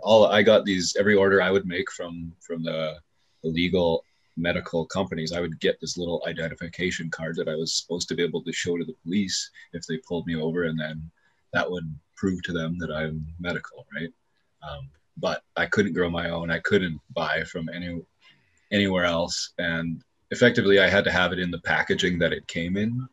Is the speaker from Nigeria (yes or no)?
no; Canada; here in my hometown